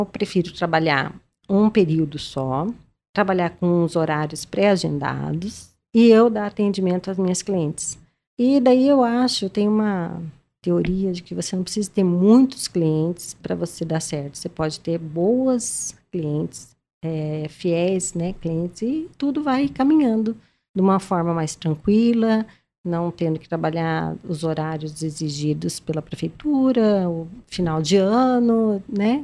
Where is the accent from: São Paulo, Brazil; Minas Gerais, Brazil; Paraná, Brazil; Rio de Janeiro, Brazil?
Paraná, Brazil; Maringá; eu sou de Maringá